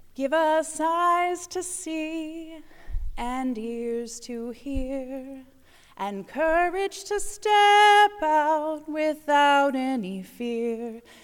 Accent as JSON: {"language": "English", "region": "the South", "country": "United States", "tie": "born or raised there", "moved": "yes", "said": "I grew up in the South in a very progressive American Baptist, uh, congregation."}